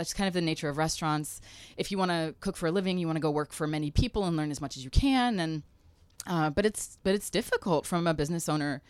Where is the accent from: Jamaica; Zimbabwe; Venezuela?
Zimbabwe; Harare; born there; also born or lived in South Africa; I was born in Rhodesia when it was Salisbury, when it was actually Zimbabwe, Rhodesia, just before they gained their independence, and lived in South Africa for a while.